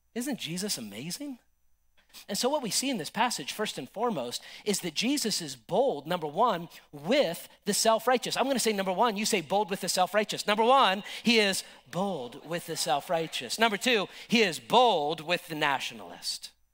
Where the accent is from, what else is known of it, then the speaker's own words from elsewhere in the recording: United States; I love my country. I support my country. I'm an American